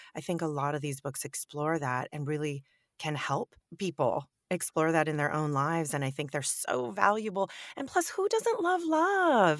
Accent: Northern California, United States; also born or lived in Europe; I'm born and raised in California

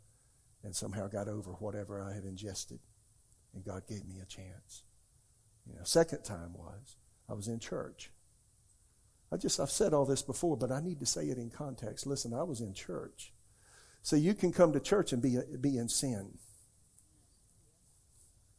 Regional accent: South Carolina, United States; now in Raleigh, United States; I'm from South Carolina

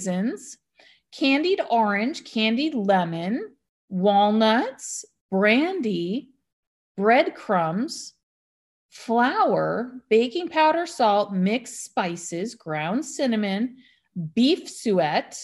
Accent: United States; I'm American or raised American

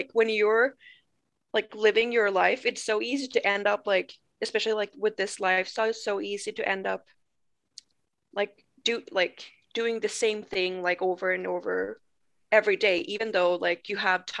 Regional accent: Umeå, Västerbotten County, Sweden; English is a second language; moved away as an adult; now in United States; In Sweden, I live like both me and my husband. We were born in Umeå. We met there 2010 when we were like 14 and 15.

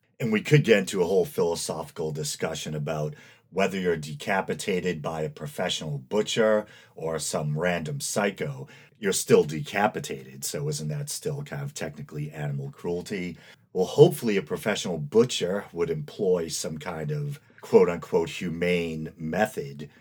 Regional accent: Massachusetts, United States; right here in my home state of Massachusetts

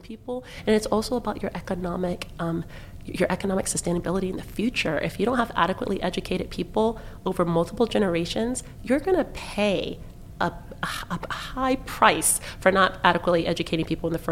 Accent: Virginia Beach, Virginia, United States; moved away as an adult; now in Baltimore, United States; I grew up in Virginia Beach

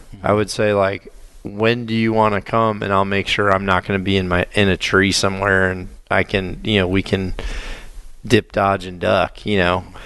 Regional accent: Mississippi, United States; moved away; also born or lived in northern Illinois / southern Wisconsin; growing up in Mississippi hunting in tree stands

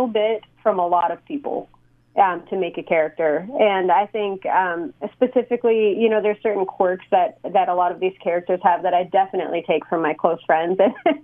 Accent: Escanaba, Michigan, United States; moved away as an adult; now in Oklahoma City, United States; growing up in Escanaba

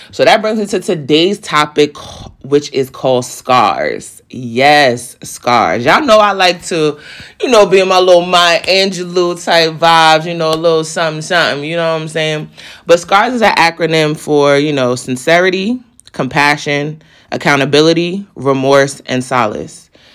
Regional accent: East Coast, United States; I'm from the East Coast

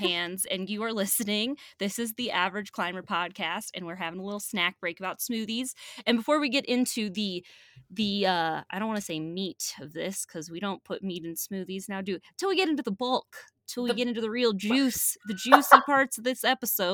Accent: Ohio, United States; I am from Ohio

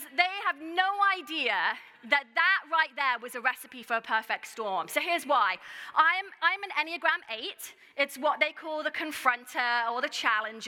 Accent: United Kingdom; I'm also British

